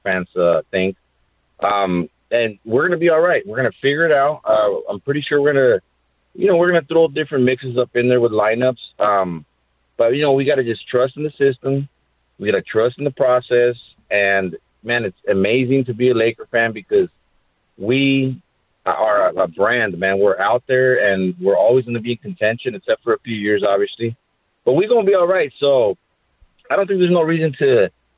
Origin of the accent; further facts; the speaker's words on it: Los Angeles, California, United States; I'm from Boyle Heights.